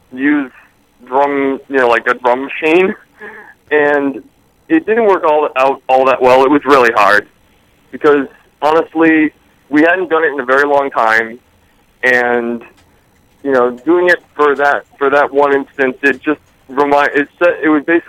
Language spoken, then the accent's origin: English; New York, United States; we hail from the Hudson Valley area of New York State.